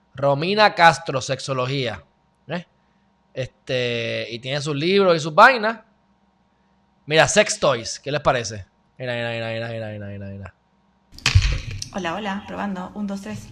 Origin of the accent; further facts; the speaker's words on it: Puerto Rico; Yo, pues, de Puerto Rico